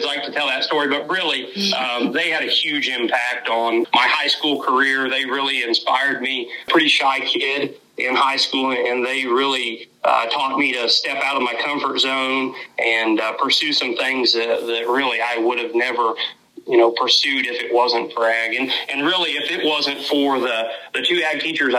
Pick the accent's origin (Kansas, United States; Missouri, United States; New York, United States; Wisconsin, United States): Kansas, United States; Labette County; I grew up right here in Labette County, and so where I teach at now is home to me